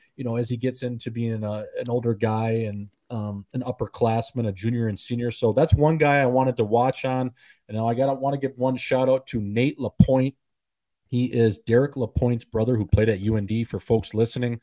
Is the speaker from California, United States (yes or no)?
no; Verona, Wisconsin, United States; moved away; also born or lived in Grand Forks, North Dakota; the kid growing up in Verona, Wisconsin